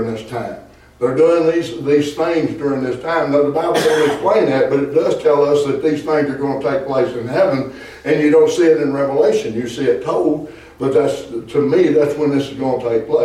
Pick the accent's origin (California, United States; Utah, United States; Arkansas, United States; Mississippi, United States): Arkansas, United States; I'm from Arkansas